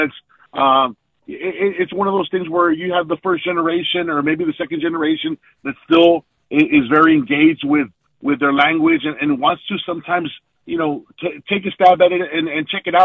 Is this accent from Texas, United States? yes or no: yes; McAllen, Texas, United States; moved away; also born or lived in Mexico / Monterrey, Mexico; I grew up in McAllen, Texas